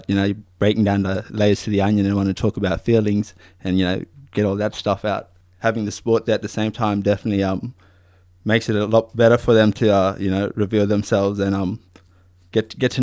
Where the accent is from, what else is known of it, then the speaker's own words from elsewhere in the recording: Broome, Western Australia, Australia; I grew up in Broome, West Kimberley region